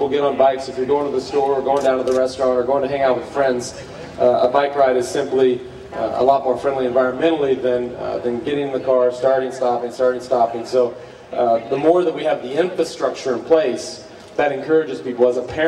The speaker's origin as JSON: {"language": "English", "region": "Texas", "country": "United States", "tie": "born or raised there", "said": "I grew up in Texas. I live in Austin, Texas."}